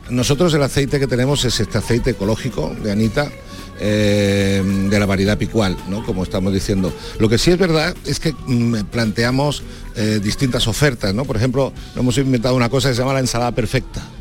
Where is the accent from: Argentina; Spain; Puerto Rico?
Spain; Seville, Andalusia; como sevillanos